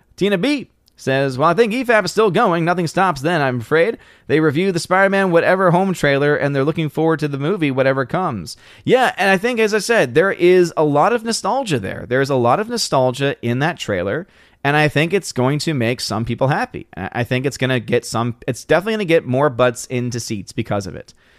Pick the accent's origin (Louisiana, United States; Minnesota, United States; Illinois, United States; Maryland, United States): Louisiana, United States; New Orleans; moved away; I'm originally from New Orleans, Louisiana